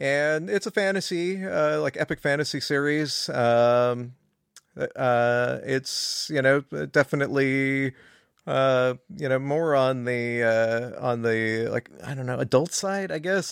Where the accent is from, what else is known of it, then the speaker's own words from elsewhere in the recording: California, United States; moved away; I'm from California initially